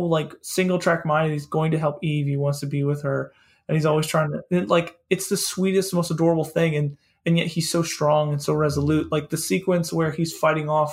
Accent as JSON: {"language": "English", "town": "Philadelphia", "region": "Pennsylvania", "country": "United States", "said": "I'm from Philadelphia"}